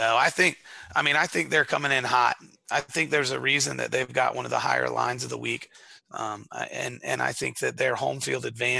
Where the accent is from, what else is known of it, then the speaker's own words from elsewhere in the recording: United States; I am going to go with my home state, Carolina Panthers.